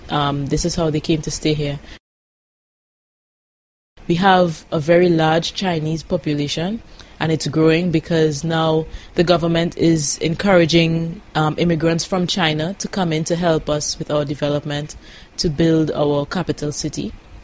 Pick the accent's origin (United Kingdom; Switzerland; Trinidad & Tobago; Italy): Trinidad & Tobago; accent: Caribbean